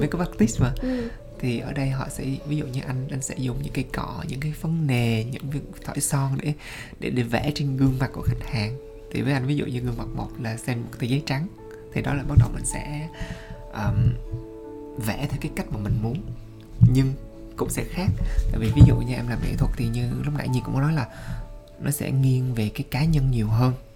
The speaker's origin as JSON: {"language": "Vietnamese", "country": "Vietnam", "moved": "yes", "lives_now": "France", "said": "hồi xưa mình từ Việt Nam qua"}